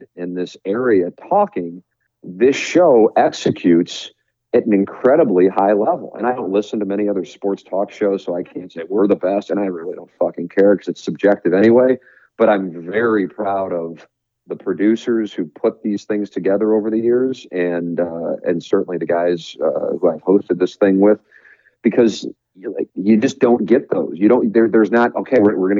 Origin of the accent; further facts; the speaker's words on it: St. Louis, Missouri, United States; my hometown